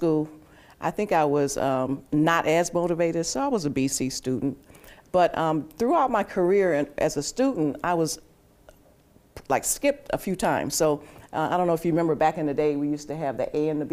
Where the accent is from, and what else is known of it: Milwaukee, Wisconsin, United States; born or raised there; also born or lived in Spartanburg, South Carolina